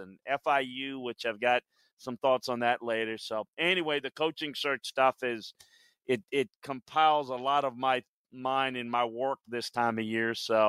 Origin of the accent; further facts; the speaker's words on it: Louisiana, United States; And certainly I grew up in South Louisiana going to LSU games as a kid.